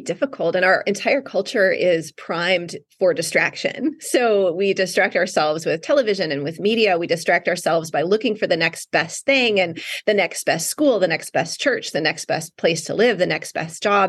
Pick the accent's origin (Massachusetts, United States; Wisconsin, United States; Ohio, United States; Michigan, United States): Wisconsin, United States; North Woods of; moved away as an adult; now in Southern California, United States; I grew up in the North Woods of Wisconsin